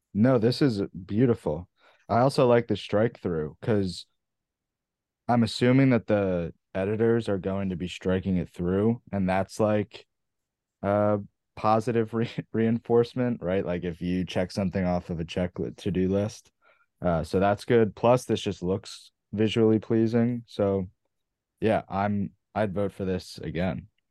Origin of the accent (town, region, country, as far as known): near Philadelphia, Philadelphia area, United States; born or raised there